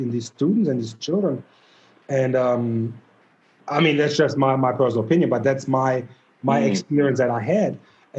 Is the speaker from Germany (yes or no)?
yes; Germany; moved away as an adult; also born or lived in Missouri; now in United States; growing up in Germany